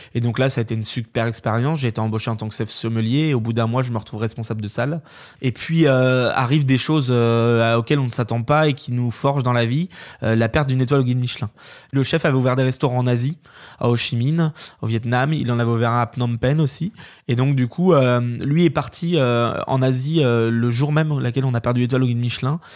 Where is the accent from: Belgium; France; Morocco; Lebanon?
France; Corsept, Pays de la Loire; now in Paimboeuf, France; Moi, j'ai grandi à Corset